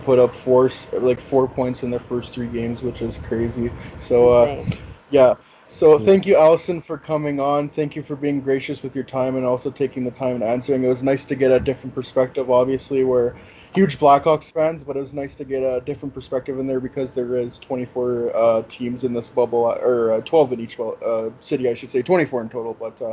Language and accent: English; Canada; also born or lived in Edmonton; I actually live in Edmonton. I'm Canadian